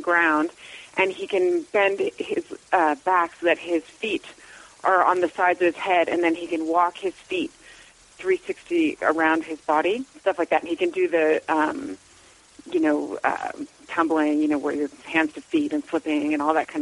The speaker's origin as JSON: {"language": "English", "town": "Los Angeles", "region": "California", "country": "United States", "tie": "born or raised there", "said": "I was born and raised in Venice, California"}